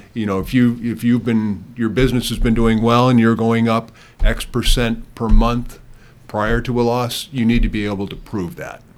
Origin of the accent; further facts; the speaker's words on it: Connecticut, United States; I grew up in Connecticut